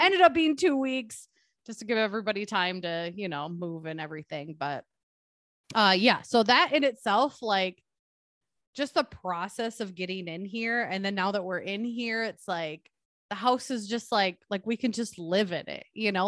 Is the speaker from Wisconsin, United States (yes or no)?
yes; Milwaukee, Wisconsin, United States; moved away as an adult; also born or lived in Minneapolis; I grew up in Milwaukee